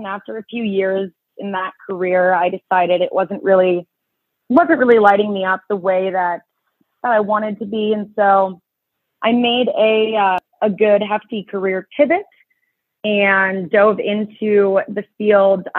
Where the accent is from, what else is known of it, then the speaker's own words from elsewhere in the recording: Chicago, Illinois, United States; I was born and raised here in Chicago